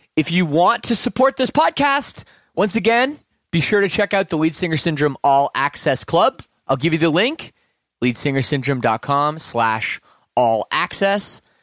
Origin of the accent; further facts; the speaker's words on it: Canada; being Canadian